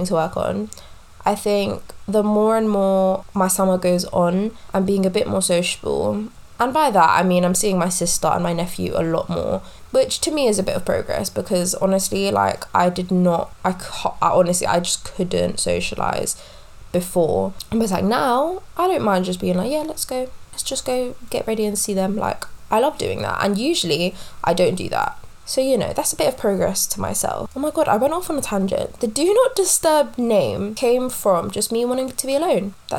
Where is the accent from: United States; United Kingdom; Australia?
United Kingdom; London; I am born and raised in West London